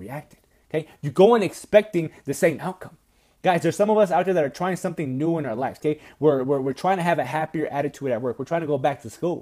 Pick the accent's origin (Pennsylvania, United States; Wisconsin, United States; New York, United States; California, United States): Wisconsin, United States; moved away; I'm from Wisconsin